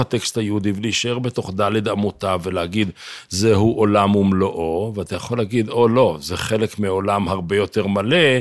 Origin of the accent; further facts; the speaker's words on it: Jerusalem, Jerusalem District, Israel; אנחנו ירושלמים